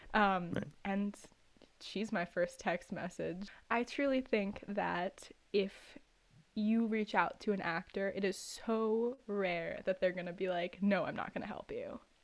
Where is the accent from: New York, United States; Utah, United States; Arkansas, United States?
New York, United States; New York City; I was born and raised in New York City